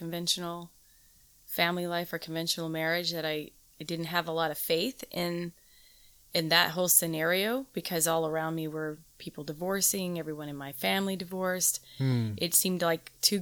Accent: Southern California, United States; I grew up in Southern California in the 70s

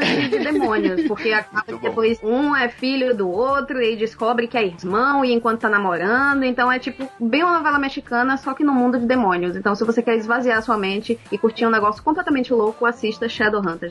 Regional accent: Bahia, Brazil; moved away as an adult; now in Ireland; eu, como baiana

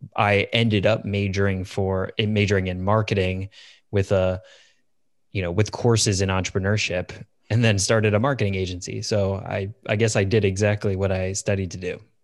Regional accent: Chicago suburbs, Illinois, United States; moved away as an adult; also born or lived in Iowa City, Iowa; I grew up in the Chicago suburbs

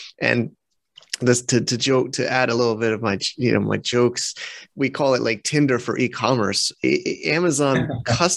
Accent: United States; now in China; we're both American

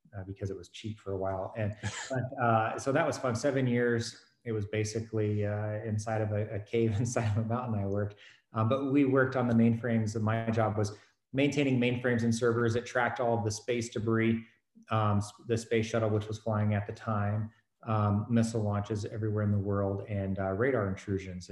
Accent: Fort Smith, Arkansas, United States; moved away as an adult; I grew up in Arkansas, Fort Smith, Arkansas

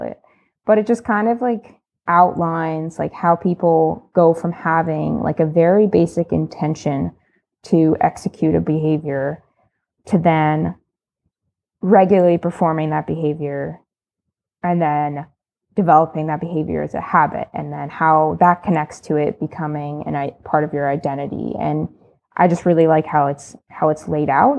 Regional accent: State College, Pennsylvania, United States; moved away as an adult; now in Canada; I'm American. Um, I'm from the East, so Pennsylvania State College, um, probably known for Penn State University. And I moved to Canada in twenty seventeen

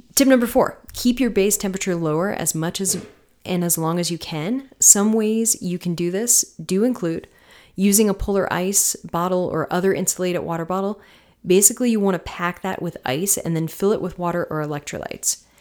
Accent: Tampa, Florida, United States; now in Colorado, United States; I'm from Florida. I'm from Tampa, you know, mid, mid central Florida and, uh, West Coast

